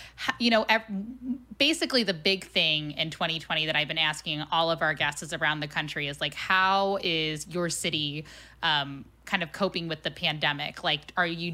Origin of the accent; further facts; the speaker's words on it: Cincinnati, Ohio, United States; moved away; I'm from Cincinnati